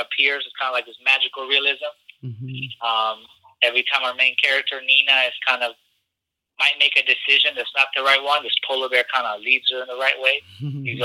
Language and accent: English; Chile; moved away; I'm from Chile, and I grew up around folks that were exiles